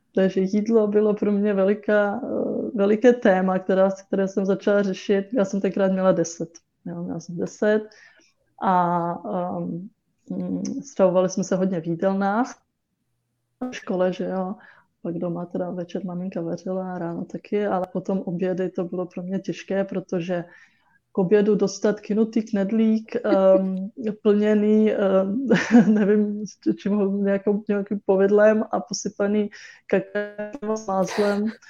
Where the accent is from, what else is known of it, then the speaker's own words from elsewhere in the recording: Czechia; Czech is a second language; my jsme se teda naučili česky, chodili jsme do školy do Čech